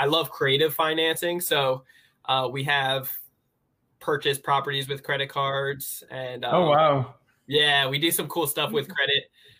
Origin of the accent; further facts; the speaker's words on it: New Jersey, United States; now in San Diego, United States; I'm originally from New Jersey, and I live out in sunny San Diego, California, though.